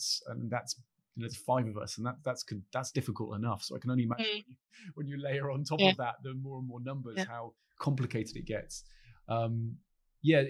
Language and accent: English; Midlands, United Kingdom; moved away; I'm originally from the Midlands as well, and my team's Aston Villa.